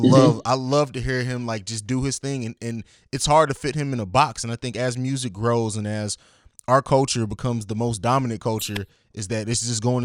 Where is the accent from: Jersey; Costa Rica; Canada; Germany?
Germany; also born or lived in Italy / St. Louis; now in Columbus, United States; I grew up in Germany, lived in Italy, moved to St. Louis, and then I came here.